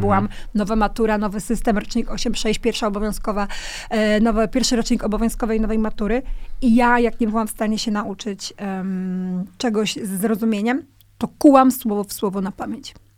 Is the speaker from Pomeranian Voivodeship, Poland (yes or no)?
yes; Kwidzyn, Pomeranian Voivodeship, Poland; ja pochodzę z Kwidzyna, z mojego miasta